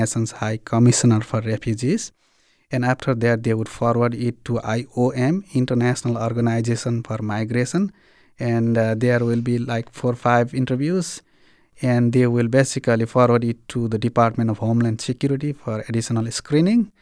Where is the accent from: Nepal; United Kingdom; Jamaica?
Nepal; moved away as an adult; also born or lived in Bhutan; now in Springfield, United States; I came from Bhutan to Nepal in nineteen ninety-two. I became refugee along with my parents for sixteen years.